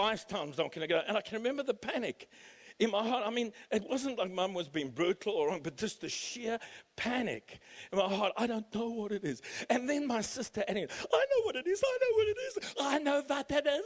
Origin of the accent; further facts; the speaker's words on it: South Africa; now in Canberra, Australia; trying to teach us Afrikaans growing up in South Africa